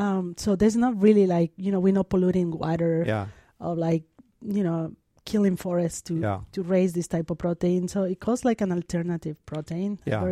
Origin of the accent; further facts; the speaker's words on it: Mexico City, Mexico; English is a second language; I'm from Mexico, I grew up in Mexico City, and Mexico is one of the leaders on edible insects.